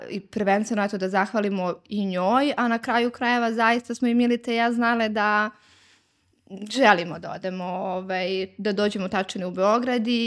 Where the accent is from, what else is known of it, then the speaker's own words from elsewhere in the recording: Zubin Potok, Kosovo; now in Belgrade, Serbia; mi smo iz Ubenog potoka sa Kosova i Metohije